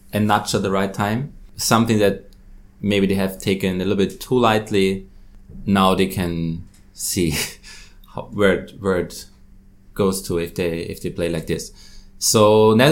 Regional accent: Austria; now in Hong Kong; I'm from Austria

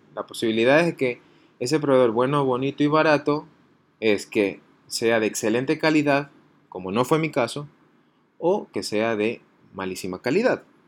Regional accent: Ecuador; así somos los ecuatorianos

